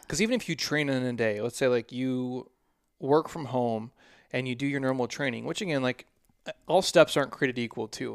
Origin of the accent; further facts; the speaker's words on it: Midwest, United States; moved away; All my Midwest people